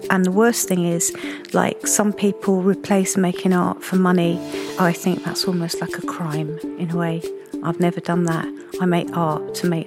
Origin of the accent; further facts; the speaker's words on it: Margate, South East England, United Kingdom; Growing up in Margate